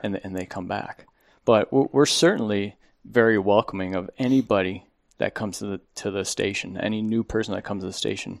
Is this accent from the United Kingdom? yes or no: no; Buffalo, New York, United States; moved away as an adult; now in Phoenix, United States; I'm from Buffalo, New York.